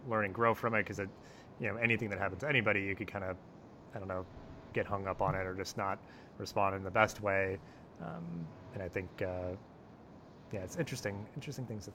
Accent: Delaware, United States; moved away; growing up in Delaware

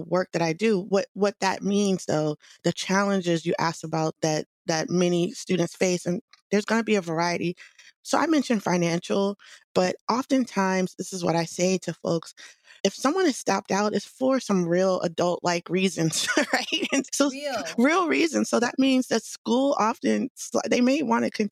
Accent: Washington, District of Columbia, United States; now in Bay Area, United States; I'm originally from the Washington, D.C. area.

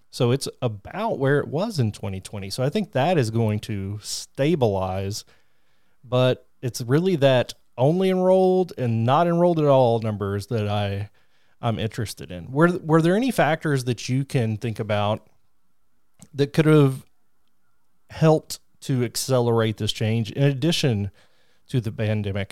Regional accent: southeastern Kentucky, United States; I'm from Kentucky, and I grew up in southeastern Kentucky

